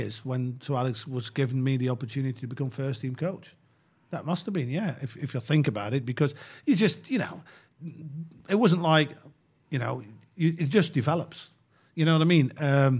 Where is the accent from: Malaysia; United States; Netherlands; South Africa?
Netherlands; English is a second language; because I grew up in Holland, you know what I mean?